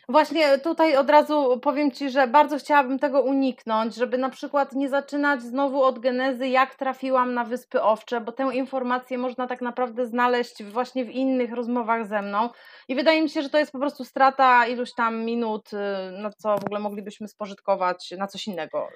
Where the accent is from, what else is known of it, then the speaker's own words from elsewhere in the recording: Gdańsk, Pomeranian Voivodeship, Poland; moved away as an adult; now in Faroe Islands; uziemił mnie w Polsce, w rodzinnym Gdańsku